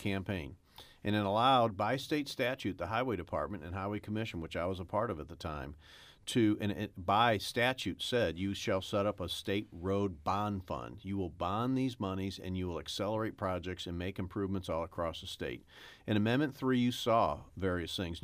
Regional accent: St. Louis, Missouri, United States; I was born and raised in North City, Saint Louis

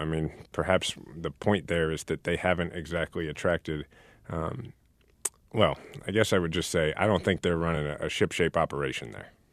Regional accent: Kansas City, Missouri, United States; my hometown

